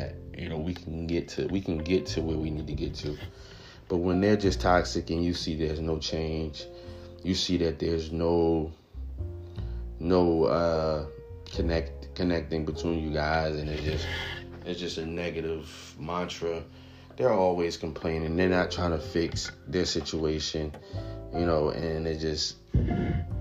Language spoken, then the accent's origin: English; New Jersey, United States; we're both from Jersey